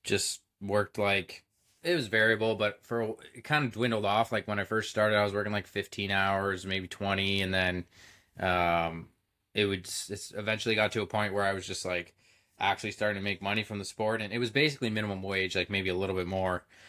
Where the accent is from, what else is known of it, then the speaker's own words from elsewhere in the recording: Belleville, Ontario, Canada; I grew up in Belleville, Ontario, sm-, pretty small town